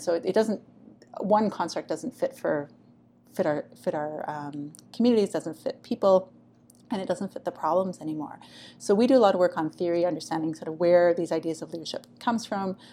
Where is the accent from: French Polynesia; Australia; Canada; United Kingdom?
Canada; also born or lived in Taiwan; come home to Canada